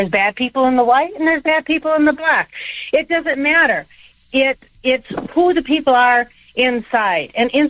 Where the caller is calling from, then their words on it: Wisconsin, United States; I'm calling from Wisconsin.